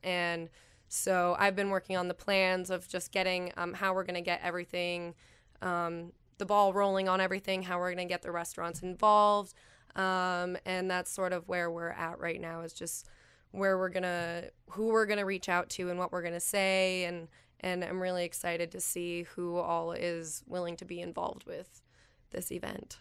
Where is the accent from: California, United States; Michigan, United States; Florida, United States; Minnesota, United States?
Michigan, United States; Calumet; also born or lived in Houghton, Michigan / Bowling Green, Ohio; I grew up in Calumet